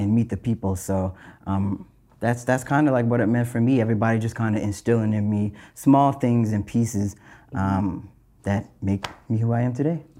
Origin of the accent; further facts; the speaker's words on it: North Preston, Nova Scotia, Canada; growing up in North Preston, I'm from North Preston